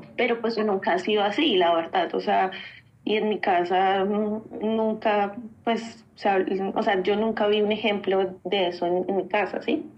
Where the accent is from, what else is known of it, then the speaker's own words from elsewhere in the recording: Colombia; moved away as an adult; como colombiana, como buena colombiana